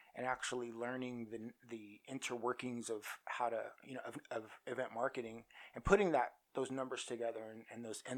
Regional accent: Oklahoma City, Oklahoma, United States; moved away as an adult; now in Las Vegas, United States; I'm from Oklahoma City, and I moved to Vegas

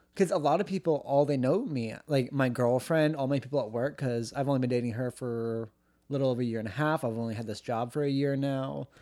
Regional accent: United States; they asked where I was from, I was like, "Oh, America,"

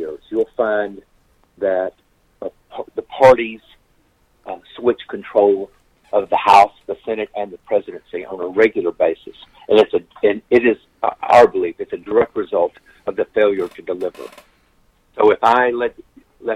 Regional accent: Texas, United States; my home state of Texas

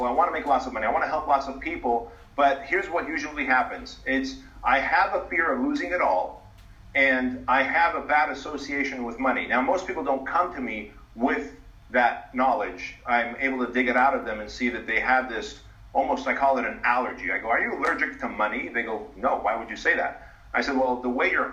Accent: United States; also born or lived in a communist country; I was 6 years old when we came to the United States in 1980

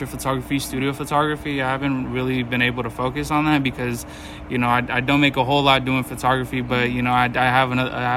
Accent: Fairfield Vallejo area, California, United States; moved away as an adult; now in Sacramento, United States; I'm from Fairfield Vallejo area

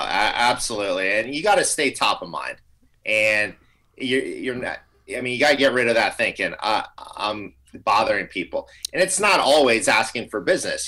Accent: Tampa Bay area, Florida, United States; Amber and I grew up in the Tampa Bay area

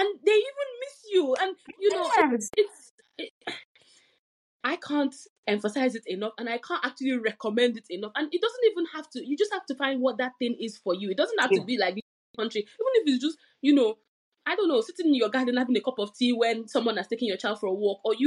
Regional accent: Nigeria; now in United Kingdom; I'm from Nigeria

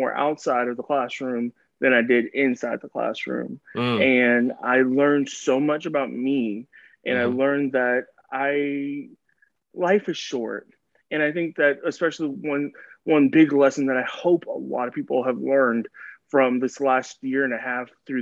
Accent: Dallas, Texas, United States; So I am from Dallas, Texas. I've been born and raised

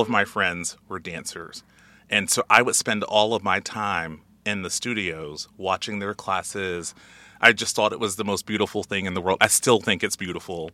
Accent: Alabama, United States; moved away; I'm originally from Alabama

